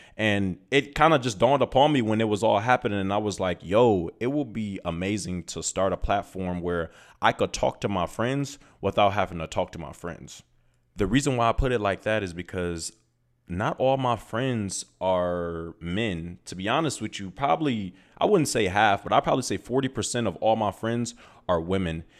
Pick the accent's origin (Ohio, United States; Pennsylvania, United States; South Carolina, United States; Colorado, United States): Ohio, United States; Toledo; moved away as an adult; also born or lived in Los Angeles, California; now in Phoenix, United States; I am from Toledo, Ohio, and I am currently in Phoenix, Arizona.